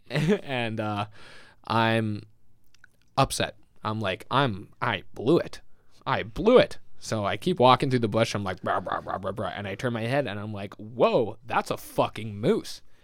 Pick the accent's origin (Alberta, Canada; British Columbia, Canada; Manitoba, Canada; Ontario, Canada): Manitoba, Canada; Winnipeg; I grew up in the west of the West End, so we l, grew up in the most western of ends.